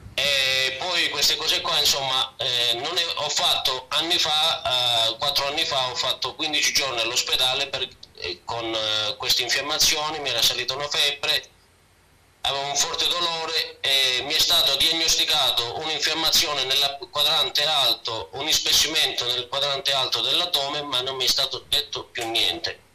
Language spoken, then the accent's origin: Italian; Mileto, Calabria, Italy; also born or lived in Province of Turin; now in Ivrea area, Italy; chiamo dalla provincia di Torino, okay, vicino Ivrea, eh, però non sono di qua, bensì sono calabrese.